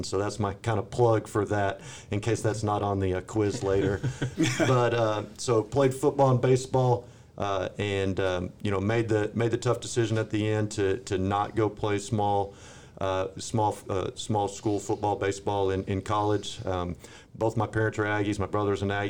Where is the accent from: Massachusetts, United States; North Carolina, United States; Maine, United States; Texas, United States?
Texas, United States; San Antonio; also born or lived in Dallas–Fort Worth Metroplex, Texas; now in Forney, United States; I'm originally from San Antonio, Texas. My dad was a high school football coach, so I grew up on the sidelines. My mom was an elementary PE teacher, so two educators, and grew up down there